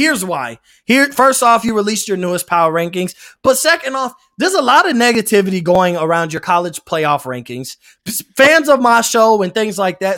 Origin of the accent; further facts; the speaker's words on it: Tampa, Florida, United States; I grew up, I grew up in the Tampa area